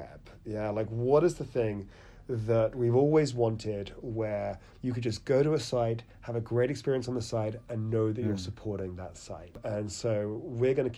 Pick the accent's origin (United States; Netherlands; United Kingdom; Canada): United Kingdom; accent: British; you can tell about the UK from my accent